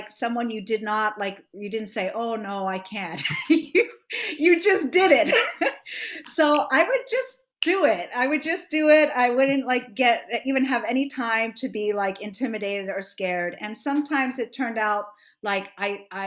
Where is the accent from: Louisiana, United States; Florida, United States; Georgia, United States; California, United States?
Florida, United States; Miami; I grew up in Miami, Florida